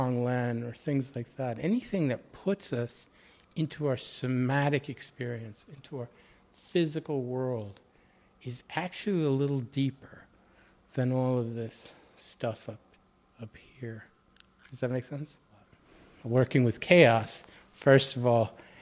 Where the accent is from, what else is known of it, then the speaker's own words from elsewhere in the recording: outside of Boston, Massachusetts, United States; moved away; also born or lived in Baltimore; I grew up outside of Boston